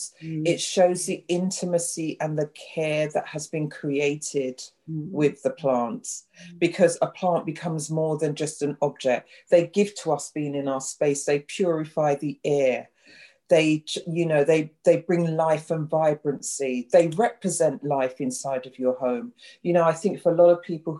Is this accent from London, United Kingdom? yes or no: yes; London, United Kingdom; also born or lived in Clapham, London / South Norwood, London; I grew up in West Norwood, which is about 15 minutes down the road